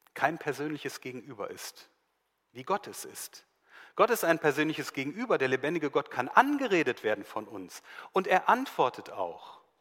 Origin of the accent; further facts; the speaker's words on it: Germany; bei uns in Deutschland hier